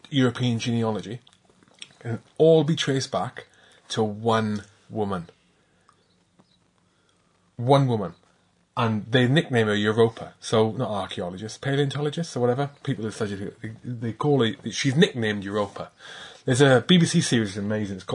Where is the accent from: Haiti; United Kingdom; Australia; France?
United Kingdom; Cardiff, Wales; born there; so I was born in Wales, in Cardiff. I my mother's Irish, my father's Scottish not a not an English gene in me.